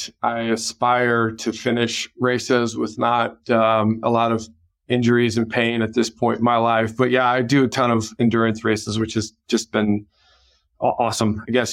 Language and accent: English; Colorado, United States; now in California, United States; I grew up in Colorado